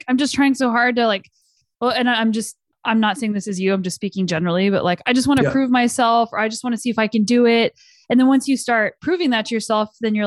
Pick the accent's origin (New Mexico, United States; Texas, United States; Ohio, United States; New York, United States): New Mexico, United States; moved away; also born or lived in Boulder, Colorado; I grew up in New Mexico